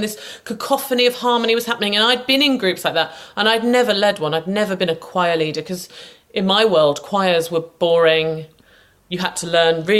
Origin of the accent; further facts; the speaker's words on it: St Neots, East of England, United Kingdom; my hometown. It wasn't in St Neots